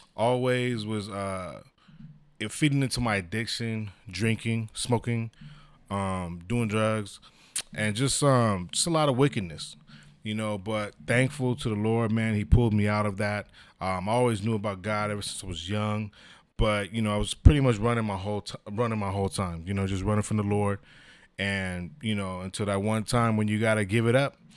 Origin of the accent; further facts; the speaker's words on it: San Diego, California, United States; born and raised in San Diego